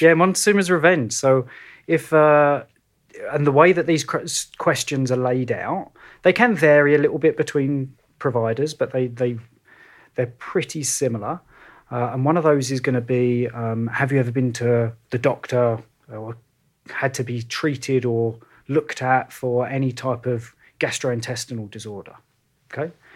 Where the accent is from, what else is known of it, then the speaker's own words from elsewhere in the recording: London, United Kingdom; moved away as an adult; now in Kelowna, Canada; when you've grown up in and around London